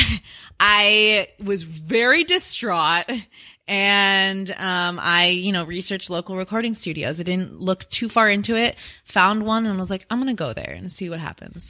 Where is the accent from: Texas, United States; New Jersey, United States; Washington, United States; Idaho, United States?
Washington, United States; now in Phoenix, United States; I'm from Washington State